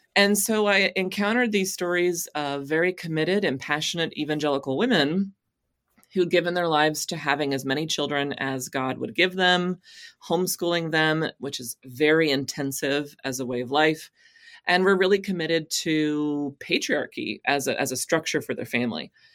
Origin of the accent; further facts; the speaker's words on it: Texas, United States; moved away; I came to faith as a teenager in a Southern Baptist church in Texas